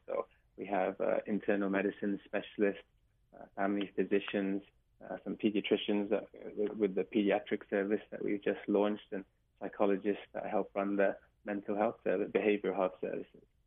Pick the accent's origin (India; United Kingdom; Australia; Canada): United Kingdom; England; now in Hawaii, United States; as you can probably tell from my accent. I'm from England